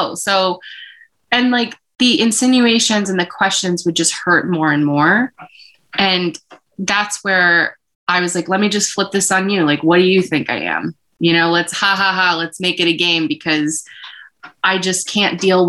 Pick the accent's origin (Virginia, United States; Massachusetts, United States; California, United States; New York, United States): Massachusetts, United States; we are a Filipino. We're from Massachusetts.